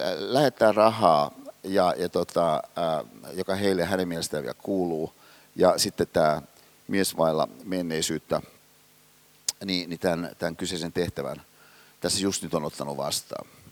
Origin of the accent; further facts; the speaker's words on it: Hyvinkää, Uusimaa, Finland; mä oon kotoisin Hyvinkäältä